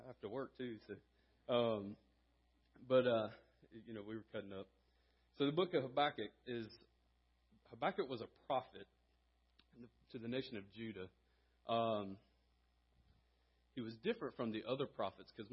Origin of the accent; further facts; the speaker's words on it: Conway, South Carolina, United States; moved away as an adult; also born or lived in Greenville, South Carolina; now in Abbeville, United States; I grew up in Conway, South Carolina